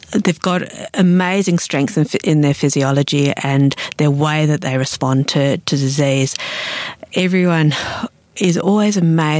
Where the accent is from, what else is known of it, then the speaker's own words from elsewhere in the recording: Australia; I came here and I realised that there was two Australias. And as an Australian, I felt that it was important to actually recognise